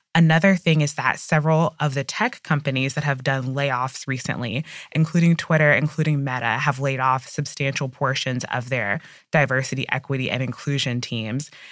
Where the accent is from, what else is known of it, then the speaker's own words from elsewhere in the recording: United States; as an American